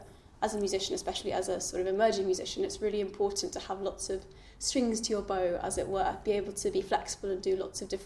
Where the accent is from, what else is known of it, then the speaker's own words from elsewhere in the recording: London, United Kingdom; growing up in London, you don't necessarily have that sort of traditional folky scene